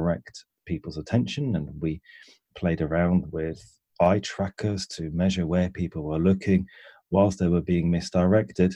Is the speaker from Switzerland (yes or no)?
yes; Switzerland; moved away as an adult; now in England; And I grew up in Switzerland, and at the age of about 19, I moved to England